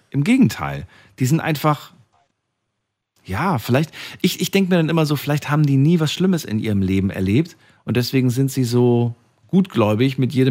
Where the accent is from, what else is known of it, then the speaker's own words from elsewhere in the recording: Hesse, Germany; eigentlich äh, in Hessen groß geworden.